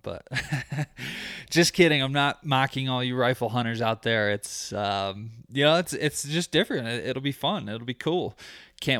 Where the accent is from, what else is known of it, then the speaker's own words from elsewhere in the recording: Michigan, United States; now in Colorado, United States; I grew up in Michigan.